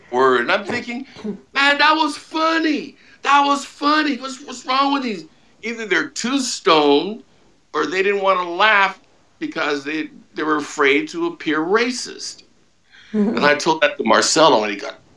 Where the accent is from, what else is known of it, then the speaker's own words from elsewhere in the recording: San Diego, California, United States; moved away; I was working in San Diego, California, my hometown